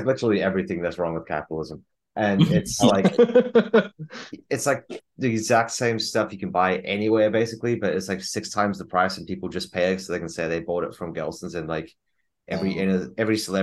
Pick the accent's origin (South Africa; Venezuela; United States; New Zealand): New Zealand; I grew up in New Zealand